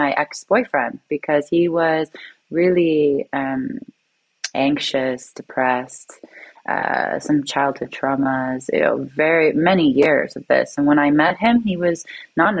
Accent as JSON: {"language": "English", "town": "Toronto", "region": "Ontario", "country": "Canada", "said": "I'm from Toronto, Canada, and it's very much a capitalist city, a finance city."}